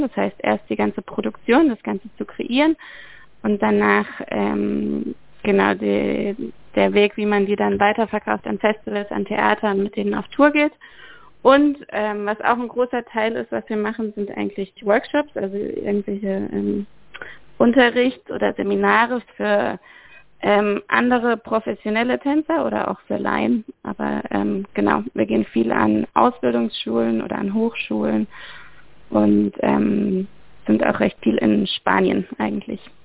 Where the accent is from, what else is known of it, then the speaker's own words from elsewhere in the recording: Freiburg, Baden-Württemberg, Germany; moved away as an adult; also born or lived in Amsterdam / Barcelona; also ich komme ursprünglich aus Freiburg, ich komme aus dem Dreisamtal